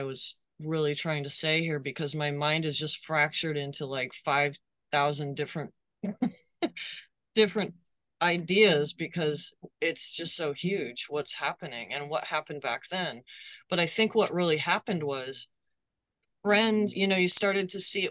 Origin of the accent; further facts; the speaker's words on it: United States; as an American